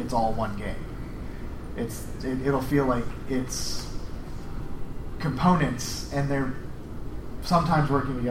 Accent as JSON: {"language": "English", "town": "Pittsburgh", "region": "Pennsylvania", "country": "United States", "said": "I'm from Pittsburgh"}